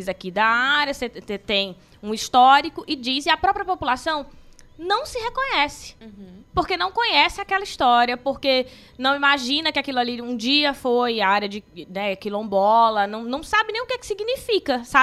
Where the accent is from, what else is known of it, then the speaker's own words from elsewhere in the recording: Belém, Pará, Brazil; born there; now in Ceará, Brazil; Eu nem sou cidadã de Belém do Pará, hoje eu sou cidadã cearense. Uhum. Por quê? Porque voto aqui, porque construo minha cidadania aqui, porque reconheço o Juazeiro, conheço a história do Cariri